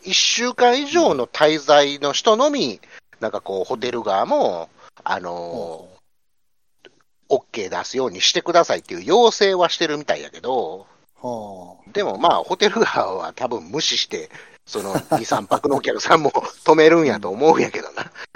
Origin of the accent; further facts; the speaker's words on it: Osaka, Japan; accent: Osaka dialect; now in Ishigaki, Japan; 俺今、大阪弁で言うてもうてるけど